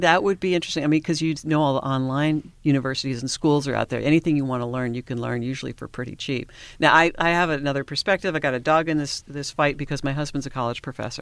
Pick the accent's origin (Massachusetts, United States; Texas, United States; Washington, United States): Washington, United States; moved away as an adult; also born or lived in Alaska / Southern California; I'm from Washington State